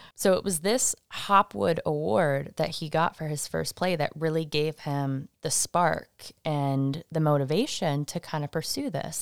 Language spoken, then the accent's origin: English; Michigan, United States; now in Salem, United States; my home state